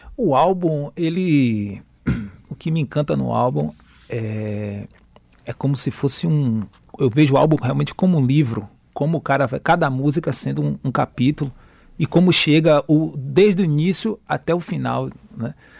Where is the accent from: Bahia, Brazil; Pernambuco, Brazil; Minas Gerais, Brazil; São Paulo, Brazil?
Bahia, Brazil; Camacan; moved away as an adult; now in Salvador, Brazil; eu sou do interior, né, sou de Camacan e vim morar em Salvador